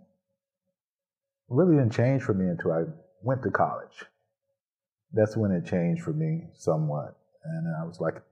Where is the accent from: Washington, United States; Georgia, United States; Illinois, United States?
Georgia, United States; Elberton; now in Saginaw, United States; I'm originally from Elberton, Georgia, which is a small community in North Georgia. And I had the support of the whole community pretty much.